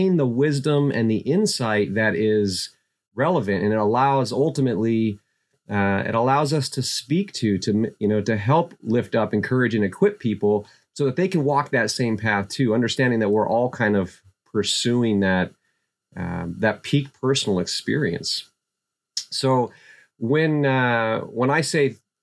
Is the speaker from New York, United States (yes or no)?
no; Kenai Peninsula, Alaska, United States; I growing up in Alaska, I grew up on the Kenai Peninsula.